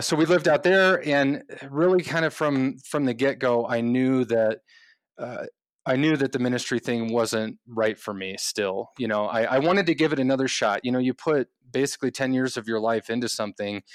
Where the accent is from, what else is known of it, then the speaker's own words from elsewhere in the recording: Midwest, United States; moved away as an adult; also born or lived in California; we grew up in the Midwest, my wife